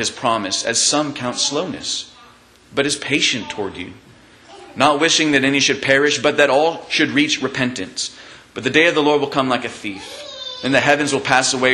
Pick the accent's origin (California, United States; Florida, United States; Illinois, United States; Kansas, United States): Kansas, United States; moved away; I grew up in Kansas